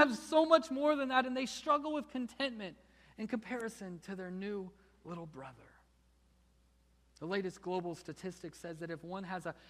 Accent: United States; we are so busy as American Christians.

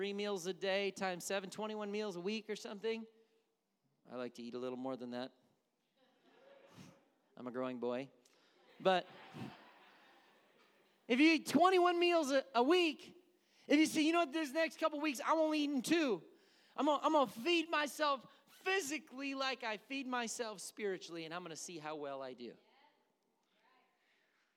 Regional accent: Milwaukee, Wisconsin, United States; I'm from Milwaukee

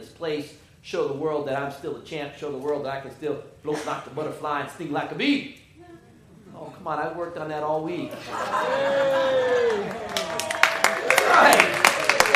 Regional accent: Detroit, Michigan, United States; Growing up in Detroit

